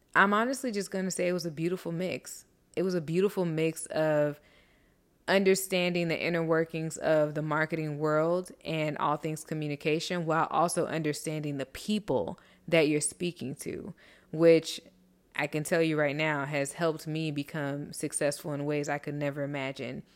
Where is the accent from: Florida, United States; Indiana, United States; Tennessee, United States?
Florida, United States; Miami; also born or lived in Tuskegee, Alabama / Orlando, Florida; growing up in such a beautiful melting pot as Miami